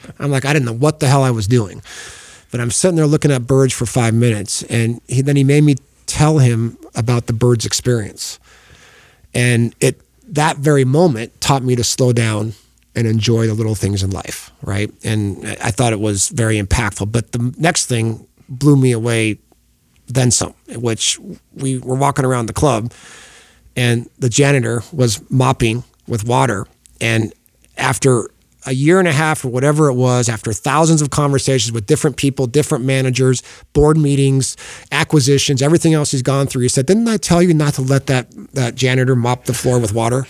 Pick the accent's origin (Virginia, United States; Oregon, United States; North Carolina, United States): Oregon, United States; I grew up in Oregon